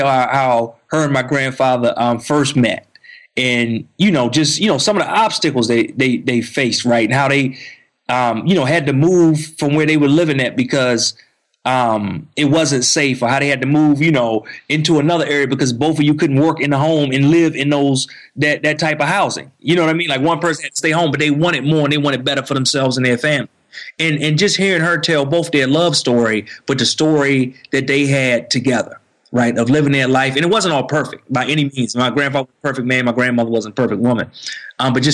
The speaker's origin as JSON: {"language": "English", "area": "D.C. area", "region": "Maryland", "country": "United States", "tie": "born or raised there", "moved": "as an adult", "lives_now": "Atlanta, United States", "said": "I grew up in Maryland in the D.C. area. Now we actually have moved and we live, like you mentioned, in Atlanta, outside of Atlanta"}